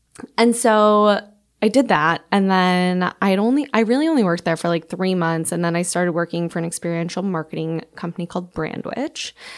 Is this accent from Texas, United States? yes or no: no; Bloomfield Hills, Michigan, United States; moved away as an adult; also born or lived in Madison, Wisconsin; now in New York, United States; I grew up in Bloomfield Hills, Michigan.